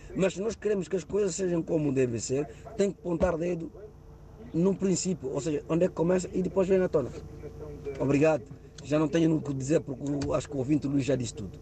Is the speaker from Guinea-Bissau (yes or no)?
yes; Guinea-Bissau; moved away; eu sou guineense